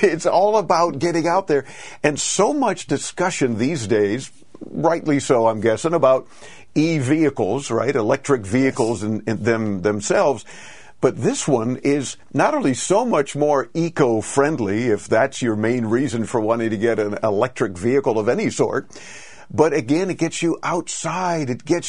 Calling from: Miami, Florida, United States; Well, we sweat it out here in Miami, Florida

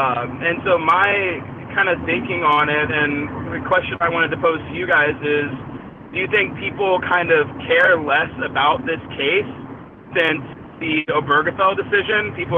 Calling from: Los Angeles, California, United States; Hey, what's up, guys? … from L.A.

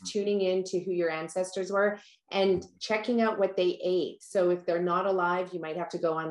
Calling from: British Columbia, Canada; It is a gorgeous day outside here on the west coast of North America. I'm tuning in from Canada and from British Columbia.

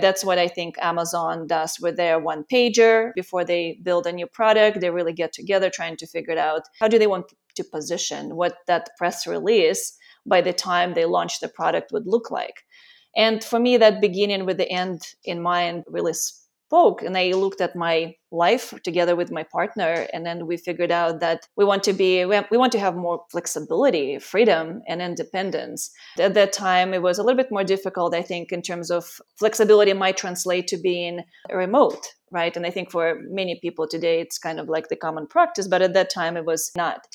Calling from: Costa Rica; I'm calling from Costa Rica, and I've been here for the last two years.

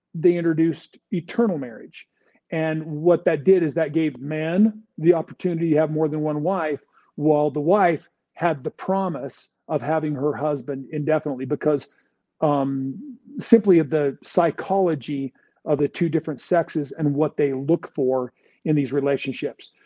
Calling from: California, United States; I'm calling from California

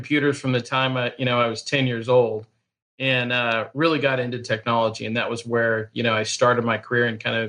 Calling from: Carlsbad, California, United States; I am in Carlsbad, California, north of San Diego.

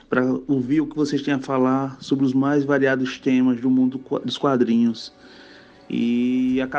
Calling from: João Pessoa, Paraíba, Brazil; sou de João Pessoa e queria elogiar o programa

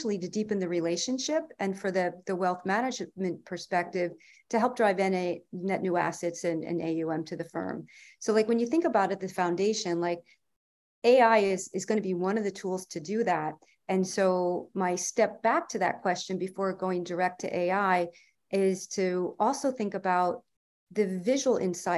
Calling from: New York, United States; From Columbia County, New York State.

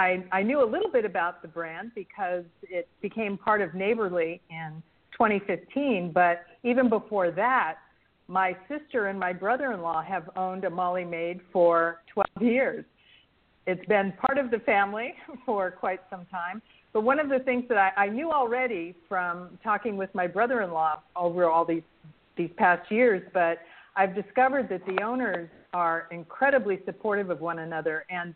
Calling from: Ann Arbor, Michigan, United States; I'm delighted to be speaking to you from Ann Arbor, Michigan. This is my first spring in Michigan.

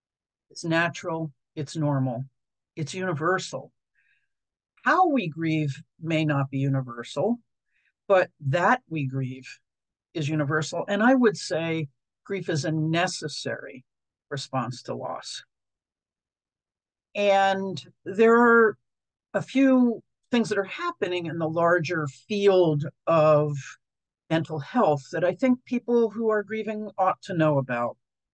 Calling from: Portland, Oregon, United States; I'm joining you from Portland, Oregon, which is the home of Dougie Center since 1982

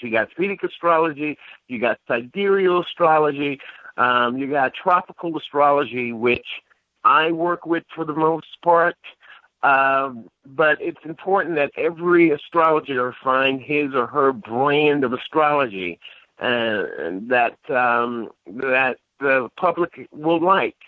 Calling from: New York City, New York, United States; calling from New York City

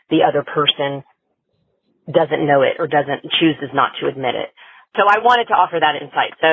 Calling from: California, United States; I'm calling from California.

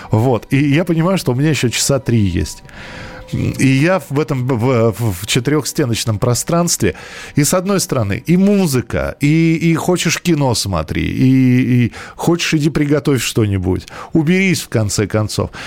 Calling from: Lipetsk, Lipetsk Oblast, Russia; Э, я из Липецка

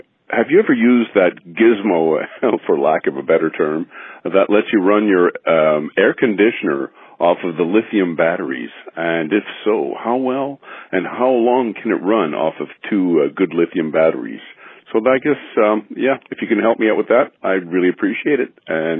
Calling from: Montreal, Quebec, Canada; I'm calling from Montreal.

